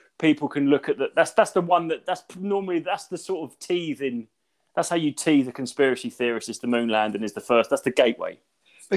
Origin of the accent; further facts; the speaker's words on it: Brandon, East of England, United Kingdom; I'm from Brandon, famous for its flint